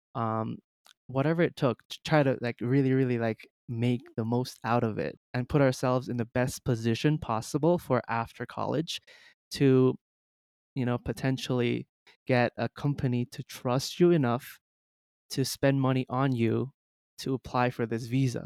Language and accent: English; Jamaica; moved away as an adult; also born or lived in China; I was born in China, but then I moved to Jamaica at the age of five or six, um, so I'm, I was basically raised in Jamaica